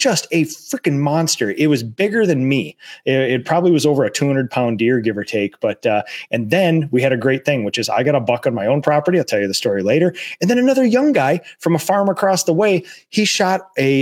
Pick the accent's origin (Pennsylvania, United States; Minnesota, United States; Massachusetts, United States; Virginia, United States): Minnesota, United States; we're from Minnesota.